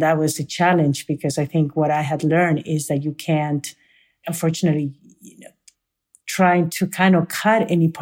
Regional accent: Peru; now in United States; from Peru

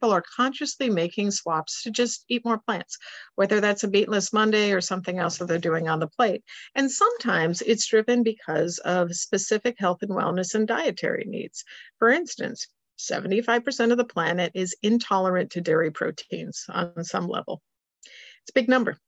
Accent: Switzerland; moved away; I grew up in Switzerland

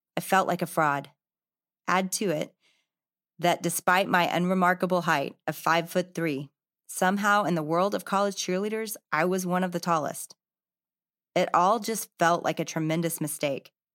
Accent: Arkansas, United States; Growing up in Arkansas, I'd gone with my dad to all the Razorback games

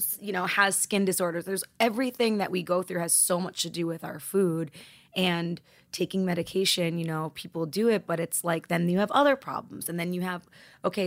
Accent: New York, United States; I grew up in New York and I'm Italian

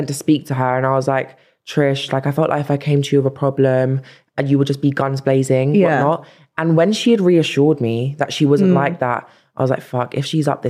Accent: London, United Kingdom; She always reminded me I'm from South London.

